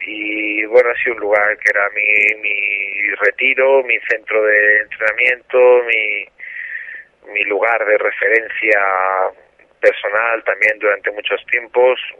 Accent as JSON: {"language": "Spanish", "town": "Zaragoza", "region": "Aragon", "country": "Spain", "moved": "as an adult", "said": "Yo me siento aragonés por los cuatro costados y, y Zaragoza es mi tierra. ¿no?"}